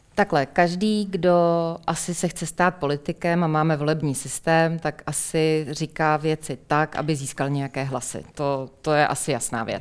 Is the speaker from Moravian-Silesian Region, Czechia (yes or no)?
no; Plzeň, Plzeň Region, Czechia